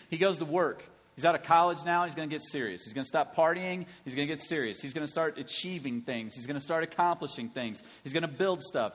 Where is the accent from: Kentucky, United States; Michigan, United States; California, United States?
Kentucky, United States; Lexington; moved away; my hometown of Lexington, Kentucky